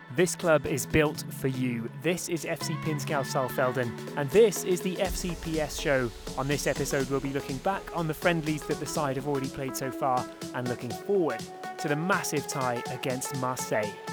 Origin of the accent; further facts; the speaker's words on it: England, United Kingdom; We're all from England